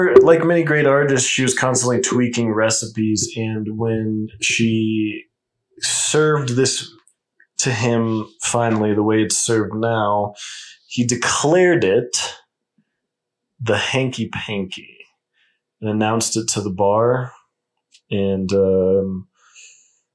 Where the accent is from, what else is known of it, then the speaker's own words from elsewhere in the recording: Colorado, United States; my home state of Colorado